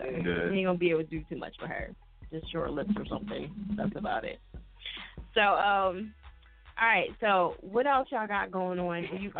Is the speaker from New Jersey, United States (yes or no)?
yes; New Jersey, United States; I'm from Jersey, so.